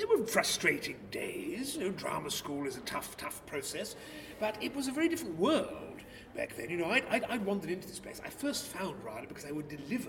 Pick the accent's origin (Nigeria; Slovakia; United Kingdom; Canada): United Kingdom; Bow, London; But I grew up in Bow.